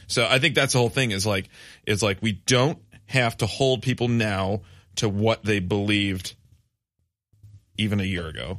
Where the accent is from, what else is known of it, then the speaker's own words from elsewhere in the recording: West Michigan, United States; growing up in West Michigan